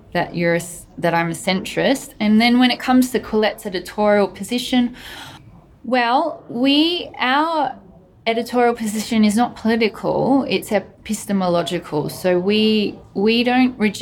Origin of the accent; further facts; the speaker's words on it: Australia; I'm Australian